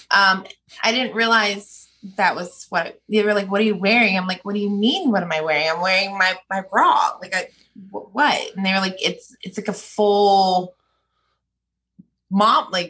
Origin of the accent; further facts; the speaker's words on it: Philadelphia, Pennsylvania, United States; born there; also born or lived in Phoenix / Memphis / San Diego / Nashville; I was born in Philly, Philadelphia, Pennsylvania.